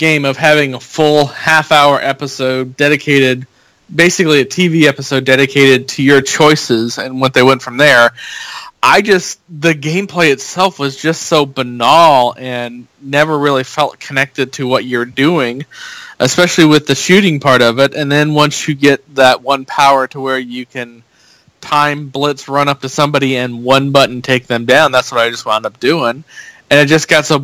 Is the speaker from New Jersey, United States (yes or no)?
no; Indiana, United States; growing up in Indiana